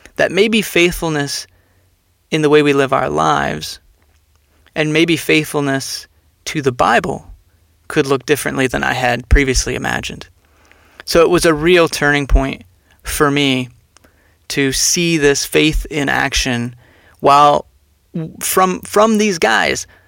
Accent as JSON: {"language": "English", "region": "Texas", "country": "United States", "tie": "born or raised there", "also_born_or_lived": "Philadelphia area / Phoenix, Arizona", "moved": "yes", "said": "growing up in Texas, we were Southern Baptist for much of my upbringing"}